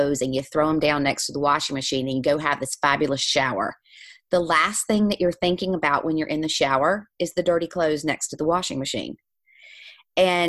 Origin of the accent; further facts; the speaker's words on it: the South, United States; moved away as an adult; now in Ireland; I grew up in the South. I'm a preacher's daughter